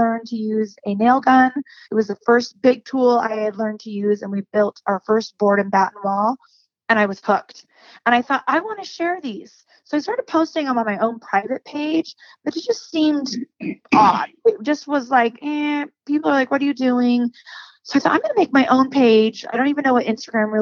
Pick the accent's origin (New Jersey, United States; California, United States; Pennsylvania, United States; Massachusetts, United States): California, United States; also born or lived in Idaho; now in Utah, United States; I grew up in California